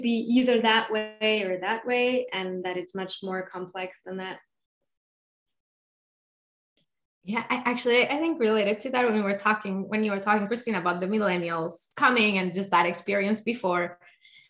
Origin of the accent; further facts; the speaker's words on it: Colombia; I'm from Colombia